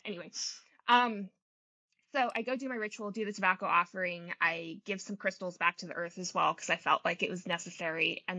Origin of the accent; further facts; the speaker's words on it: Germany; also born or lived in England; now in United States; I grew up, I was born in England, and we lived there for probably about 7 years. And then I was raised in Germany.